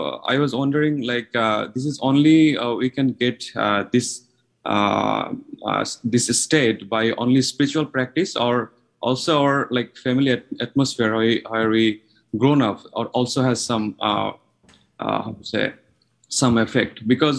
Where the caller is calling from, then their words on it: Japan; from Japan.